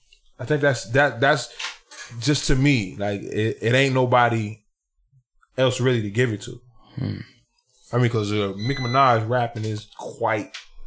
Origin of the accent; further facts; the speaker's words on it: Southern Virginia, United States; I'm from Southern Virginia.